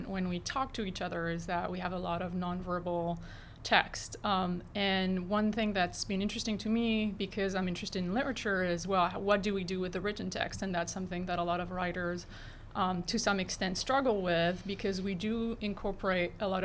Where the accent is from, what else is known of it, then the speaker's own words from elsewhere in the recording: France; moved away; I am originally from France